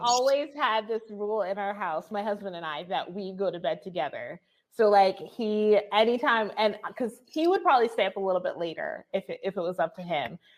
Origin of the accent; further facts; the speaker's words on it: New Jersey, United States; moved away as an adult; now in Albuquerque, United States; I grew up in New Jersey.